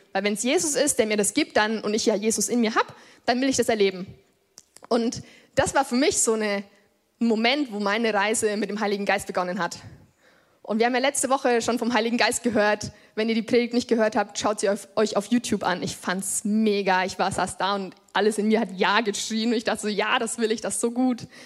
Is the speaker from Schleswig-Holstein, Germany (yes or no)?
no; Lichtenfels district, Bavaria, Germany; Ich bin hier im Landkreis geboren und ich glaube, seitdem ich so fünf oder sechs Jahre alt bin, gehen meine Eltern hier in diese Gemeinde. Ich bin quasi hier groß geworden